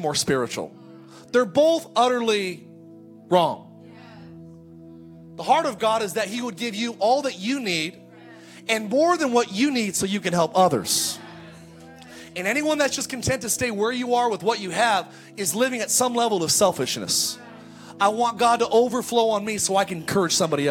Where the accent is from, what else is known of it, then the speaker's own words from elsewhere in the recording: California, United States; I grew up in California